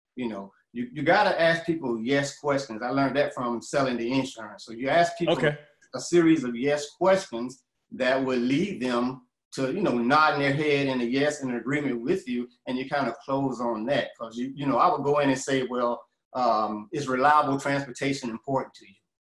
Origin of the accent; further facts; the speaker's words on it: Atlanta, Georgia, United States; I'm from Atlanta, you know, and I've been here about, uh, about 35 years now